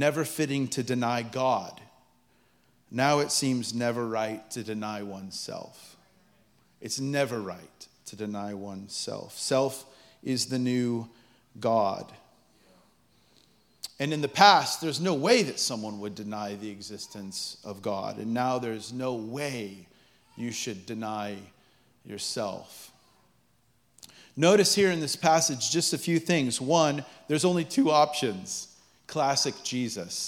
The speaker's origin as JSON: {"language": "English", "country": "United States", "said": "as an American"}